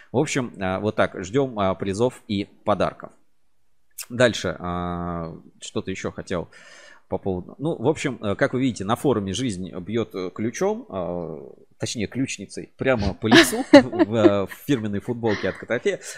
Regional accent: Moscow, Russia; и по маме я россиянин, коренной москвич.

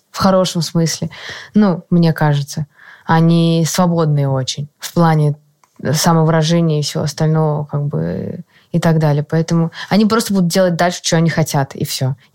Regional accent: Moscow, Russia; конец Биберева, города. кстати, норм, я там росла

